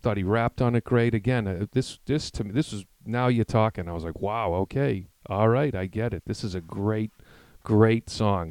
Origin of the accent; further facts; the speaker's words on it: Massachusetts, United States; We're from Massachusetts.